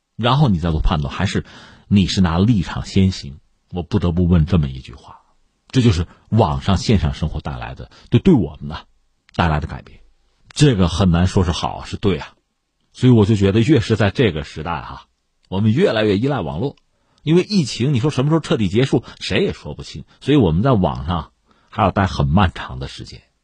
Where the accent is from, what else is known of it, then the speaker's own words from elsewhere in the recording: China; 所以，我们中国人在疫情爆发期间，我们怎么生活，甚至怎么工作？